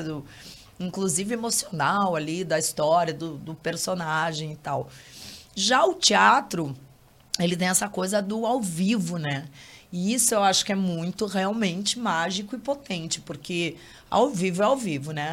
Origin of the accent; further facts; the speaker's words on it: Curitiba, Paraná, Brazil; moved away as an adult; now in Rio de Janeiro, Brazil; Eu sou daqui, né? Moro há muitos anos no Rio